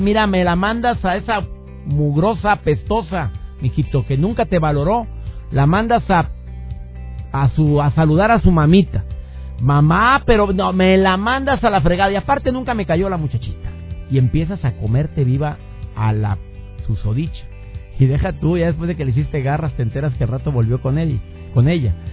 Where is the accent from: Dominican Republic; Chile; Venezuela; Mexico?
Mexico; durante mucho tiempo vivió con la terrible inseguridad en mi amado México